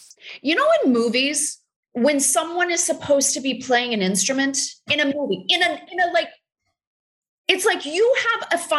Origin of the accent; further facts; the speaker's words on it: Texas, United States; I'm from Texas.